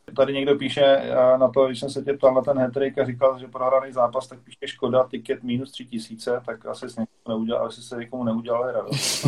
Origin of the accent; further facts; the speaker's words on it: Žďár nad Sázavou, Vysočina Region, Czechia; já jsem ze Žďáru